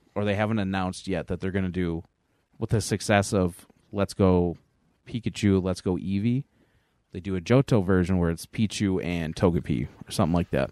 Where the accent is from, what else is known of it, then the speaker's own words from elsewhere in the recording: Angola, New York, United States; I specifically am from Angola, New York, though. So I'm a South Towns kid.